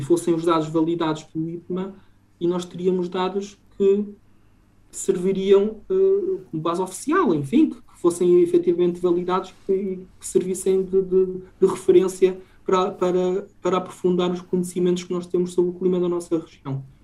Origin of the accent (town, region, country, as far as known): Trás-os-Montes, Norte, Portugal; moved away